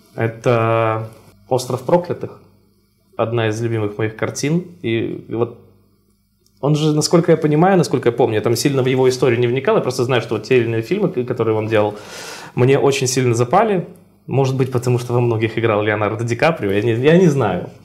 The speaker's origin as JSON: {"language": "Russian", "town": "Brest", "region": "Brest Region", "country": "Belarus", "tie": "born or raised there", "said": "виды своего родного города и вот на базе прям Бреста"}